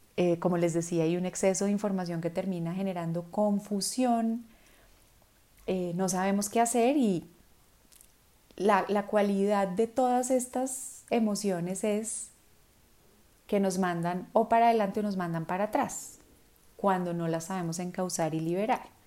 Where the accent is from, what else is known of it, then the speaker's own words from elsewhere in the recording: Colombia; en Colombia, en mi país